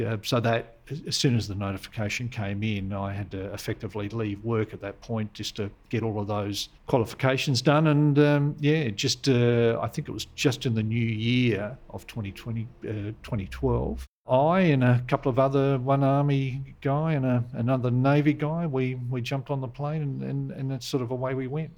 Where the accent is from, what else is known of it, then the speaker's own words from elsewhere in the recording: Adelaide, South Australia, Australia; I'm a South Australian sort of through and through. I sort of grew up in the uh, the, the, suburb of Campbelltown.